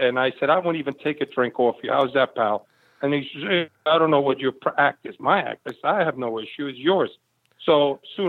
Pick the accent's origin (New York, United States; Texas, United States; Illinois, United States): New York, United States; New York City; also born or lived in Havana, Cuba; Not only did I grow up in the Bronx, I grew up in the Bronx